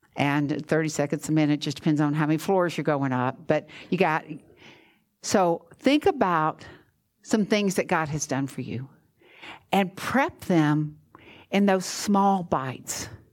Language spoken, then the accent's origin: English; Georgia, United States; now in Florida, United States; I'm from Georgia, which you know that when it snows, we close